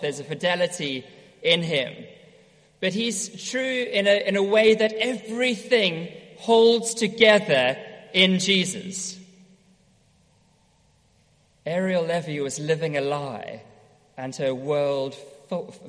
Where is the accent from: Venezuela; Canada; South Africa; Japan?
South Africa; moved away; also born or lived in Edinburgh; growing up in South Africa, used to have my own sailing boat.